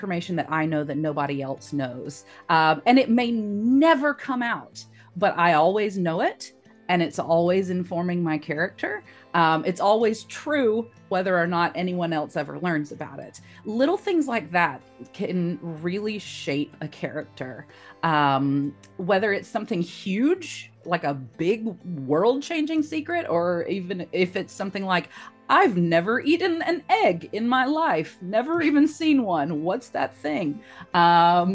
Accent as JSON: {"language": "English", "region": "South Carolina", "country": "United States", "said": "I'm from South Carolina."}